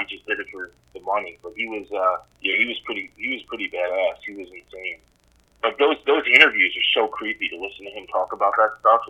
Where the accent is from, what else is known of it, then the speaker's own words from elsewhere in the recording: Whitestone, New York, United States; I think where we grew up in Whitestone, there was a in the marina, in Bayside Marina, there was a mob hit like 2 years ago.